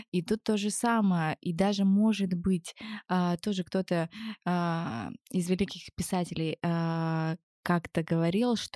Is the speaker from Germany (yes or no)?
yes; Germany; born there; Это так сложно, потому что я, в принципе, я родилась в Германии.